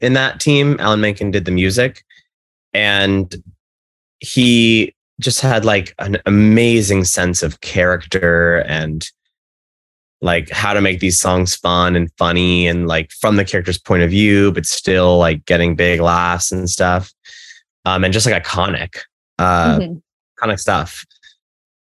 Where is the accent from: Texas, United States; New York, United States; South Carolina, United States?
Texas, United States; I'm from Texas originally.